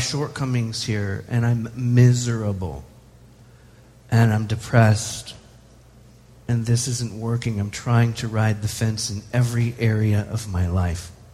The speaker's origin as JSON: {"language": "English", "country": "United States", "said": "as an American"}